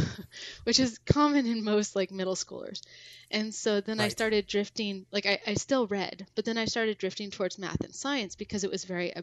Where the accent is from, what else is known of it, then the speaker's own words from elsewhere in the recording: Seattle, Washington, United States; I grew up in the Seattle area